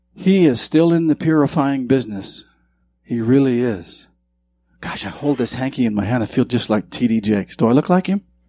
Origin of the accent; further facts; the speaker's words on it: Bannack, Montana, United States; moved away; I'm from Montana, and where I'm from in Montana was the first territorial capital